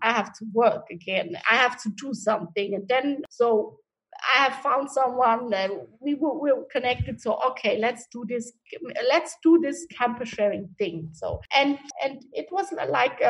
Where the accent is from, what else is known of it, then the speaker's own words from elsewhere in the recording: Switzerland; now in Hamburg, Germany; I was born and raised in Switzerland.